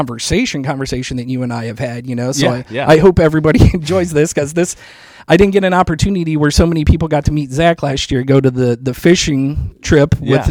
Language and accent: English; Mansfield, Ohio, United States; I was born in Mansfield, Ohio